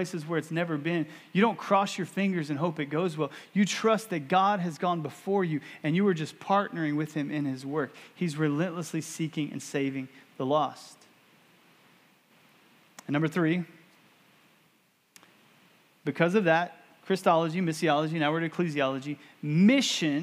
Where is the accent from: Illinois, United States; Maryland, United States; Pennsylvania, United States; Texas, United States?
Texas, United States; growing up in Texas